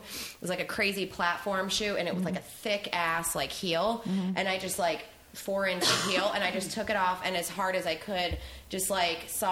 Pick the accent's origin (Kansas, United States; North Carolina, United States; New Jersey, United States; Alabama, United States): New Jersey, United States; I grew up in South Jersey, right outside of Philadelphia